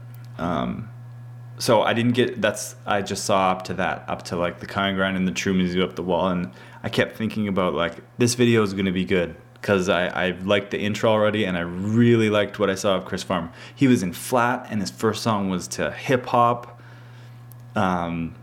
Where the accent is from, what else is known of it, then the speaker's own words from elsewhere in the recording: Canada; I'm from Canada